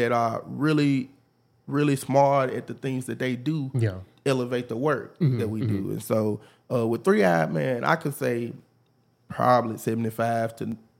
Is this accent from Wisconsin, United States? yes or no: no; Memphis, Tennessee, United States; We hustlers. We come from Memphis. You don't need much.